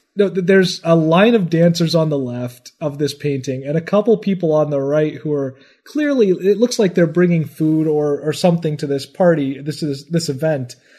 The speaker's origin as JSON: {"language": "English", "country": "United States", "said": "I'm American"}